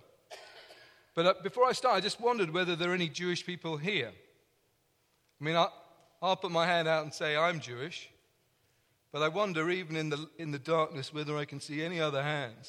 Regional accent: London, United Kingdom; accent: English; I'm from London, and that means I have an English accent

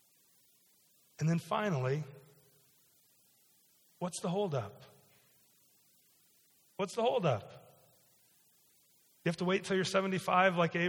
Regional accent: Iowa, United States; moved away as an adult; also born or lived in Chicago / Ames; now in Milford, United States; I grew up in Iowa, I went to school in Chicago and in Ames

